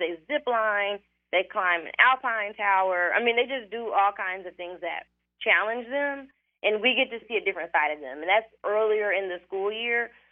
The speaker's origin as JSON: {"language": "English", "country": "United States", "said": "we're American"}